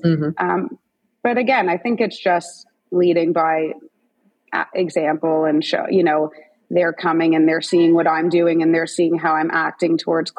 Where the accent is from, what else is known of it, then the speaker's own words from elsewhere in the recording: Toronto, Ontario, Canada; But I use my family a lot. Like we're all from Toronto.